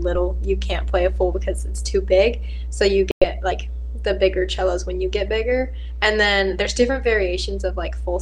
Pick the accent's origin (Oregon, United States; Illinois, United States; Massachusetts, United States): Oregon, United States; also born or lived in Indianapolis, Indiana; I was born in Indiana, in Indianapolis, while my parents were both in school. My dad was in dental school, and then I lived there for a little bit, and I moved to Oregon when I was probably 2